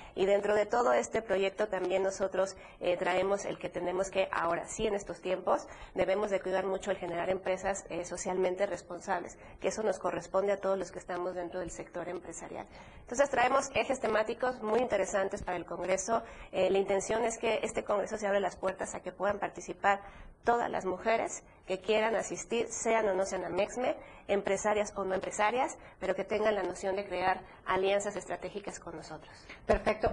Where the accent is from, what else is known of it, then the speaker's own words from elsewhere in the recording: Morelia, Michoacán, Mexico; en la hermosa ciudad de Morelia, que somos Patrimonio Cultural de la Humanidad.